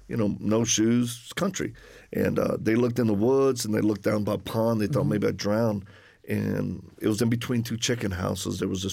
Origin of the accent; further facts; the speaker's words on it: Louisiana, United States; accent: Cajun; I'm from Louisiana originally. So if people detect an accent, that's the Cajun one.